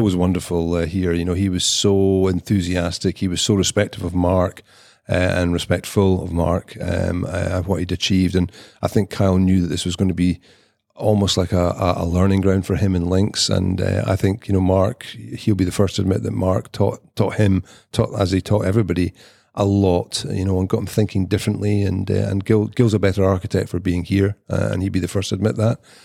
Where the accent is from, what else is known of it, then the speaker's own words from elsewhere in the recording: Edinburgh, Scotland, United Kingdom; also born or lived in Nairn, Scotland / St Andrews, Scotland; now in Highlands, Scotland; when I was growing up in Edinburgh